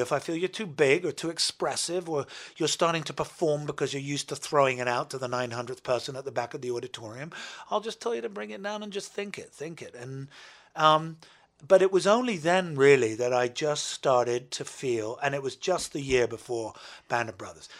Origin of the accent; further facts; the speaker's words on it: United Kingdom; as a Brit